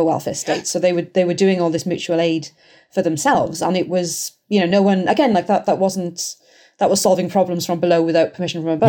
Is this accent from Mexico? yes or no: no; Welsh, Wales, United Kingdom; I'm Welsh